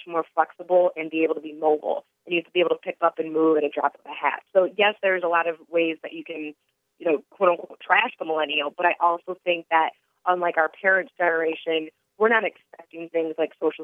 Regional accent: Detroit, Michigan, United States; moved away; I'm from Detroit originally

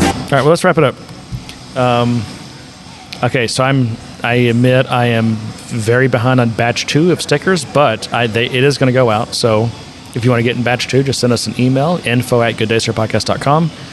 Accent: United States; being an American

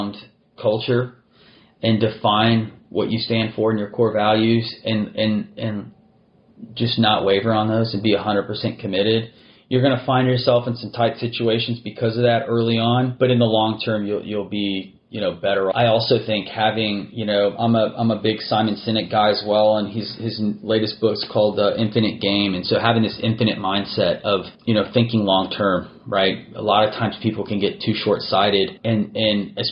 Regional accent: Texas, United States; I'm a native Texan. I was born in Texas. I've spent most of my life here.

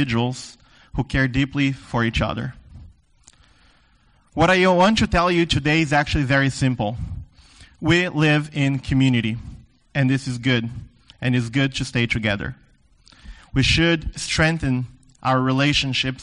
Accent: the Deep South, South Region, Brazil; moved away; I grew up in the South, the Deep South, Brazil

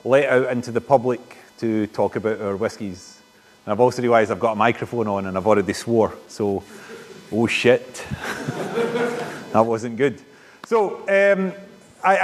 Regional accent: Coatbridge, Scotland, United Kingdom; also born or lived in Stirling area; I'm from Coatbridge

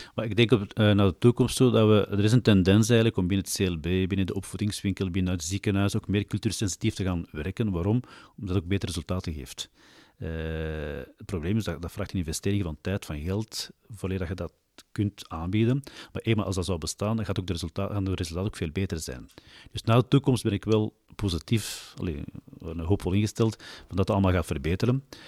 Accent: Mechelen, Flanders, Belgium; geboren en getogen in Mechelen

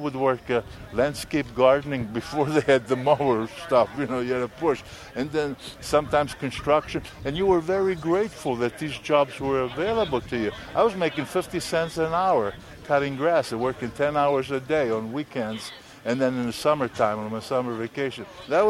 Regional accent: Italy; moved away; Danny Marino, his dad and I, we were good friends from the time I came over from Italy. We went to school together.

